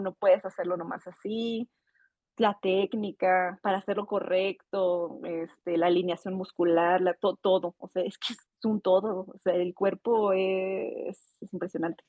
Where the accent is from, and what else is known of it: Saltillo, Coahuila, Mexico; born or raised there; moved away as an adult; also born or lived in Playa del Carmen; now in Mexico City, Mexico